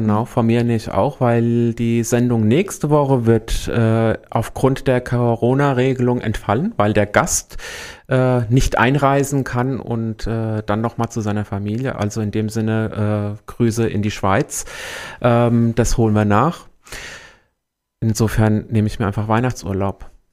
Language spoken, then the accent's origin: German; Büdingen, Hesse, Germany; also born or lived in Neu-Isenburg; now in Main-Kinzig-Kreis, Germany; Ich komme ursprünglich aus Büdingen, ich bin ah. aus der Wetterau gebürtig